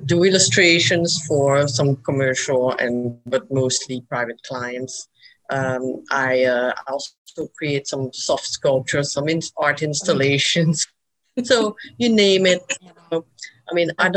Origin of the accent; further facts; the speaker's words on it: Belgium; moved away as an adult; now in Birmingham, United States; I'm from Belgium. I came here about 25 years ago